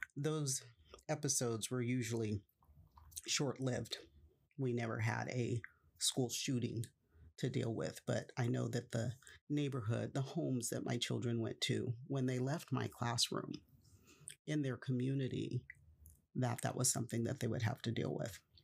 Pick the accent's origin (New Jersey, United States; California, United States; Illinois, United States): California, United States; Stockton; Stockton, California is my hometown. I was born there, I was raised there, and I spent the vast majority of my life there in Stockton.